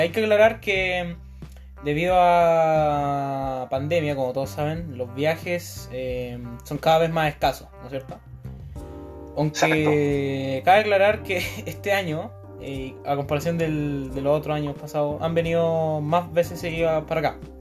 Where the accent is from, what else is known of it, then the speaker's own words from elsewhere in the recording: Chile; somos chilenos